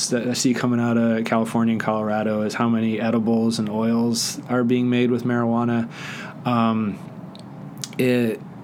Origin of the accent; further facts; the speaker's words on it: Netherlands; growing up in the Netherlands, where it was legal when I was a kid